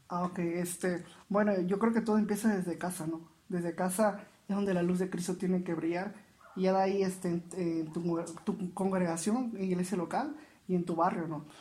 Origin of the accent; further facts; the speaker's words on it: Veracruz, Mexico; moved away as an adult; also born or lived in Mérida, Yucatán; soy originario de Veracruz, salí de Veracruz hacia Mérida, Yucatán